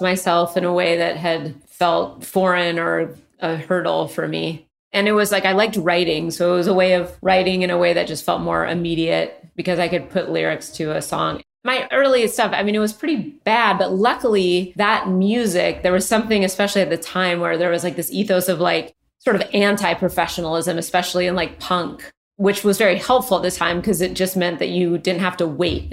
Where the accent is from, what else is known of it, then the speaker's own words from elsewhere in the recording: Redmond, Washington, United States; also born or lived in Los Angeles, California; now in Portland, United States; I grew up outside Seattle.